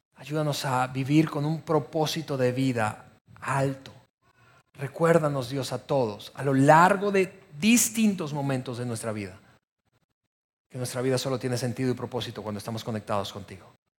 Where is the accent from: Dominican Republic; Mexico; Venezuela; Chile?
Venezuela; moved away as an adult; somos extranjeros y particularmente descubriendo que somos venezolanos